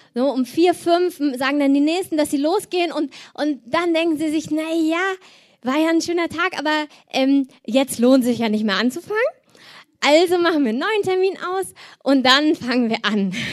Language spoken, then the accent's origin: German; Cologne, North Rhine-Westphalia, Germany; ich komme aus Köln